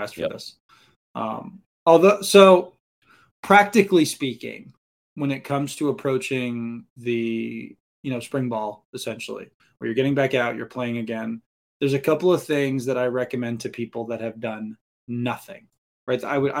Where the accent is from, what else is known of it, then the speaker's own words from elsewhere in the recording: Maine, United States; Listen, you're preaching to the choir here. I mean, I grew up in Maine.